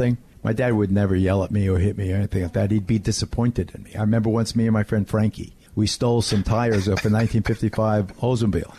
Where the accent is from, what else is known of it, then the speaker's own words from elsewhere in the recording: West Babylon, New York, United States; also born or lived in Williamsburg, Brooklyn; When we moved from Williamsburg to West Babylon, I was not only in West Babylon